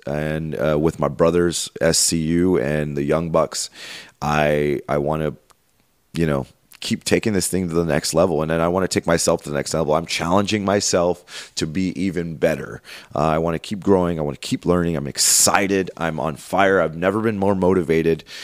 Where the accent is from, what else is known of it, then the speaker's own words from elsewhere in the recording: Los Angeles, California, United States; I grew up in Los Angeles, in the Los Angeles area